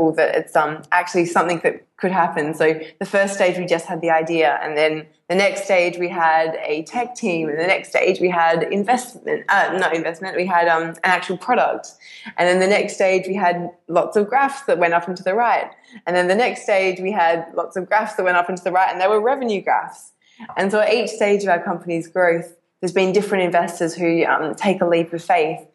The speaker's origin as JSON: {"language": "English", "town": "Perth", "region": "Western Australia", "country": "Australia", "said": "I'm from Perth, which happens to be the most isolated city in the world."}